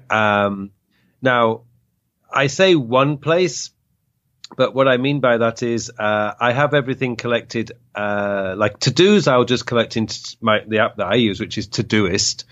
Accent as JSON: {"language": "English", "region": "England", "country": "United Kingdom", "moved": "yes", "lives_now": "Korea", "said": "we're all from England"}